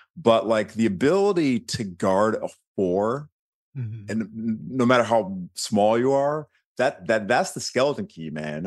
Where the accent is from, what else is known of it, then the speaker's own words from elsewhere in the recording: Birmingham, Michigan, United States; moved away; I grew up in Birmingham, suburb of, of Detroit